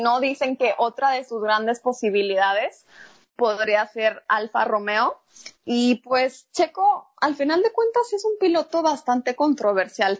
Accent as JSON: {"language": "Spanish", "country": "Mexico", "said": "somos mexicanos"}